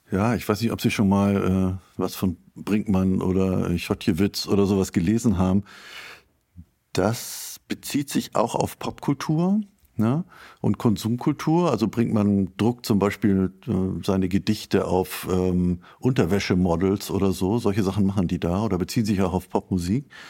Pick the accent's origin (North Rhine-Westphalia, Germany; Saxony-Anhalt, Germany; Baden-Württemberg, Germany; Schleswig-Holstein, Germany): Schleswig-Holstein, Germany; Ich komme aus Schleswig-Holstein